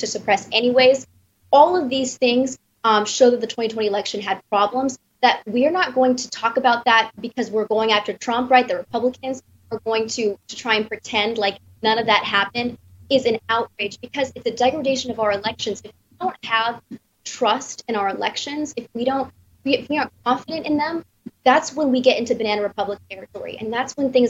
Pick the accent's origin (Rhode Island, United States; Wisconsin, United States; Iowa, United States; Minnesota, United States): Wisconsin, United States; I'm from Wisconsin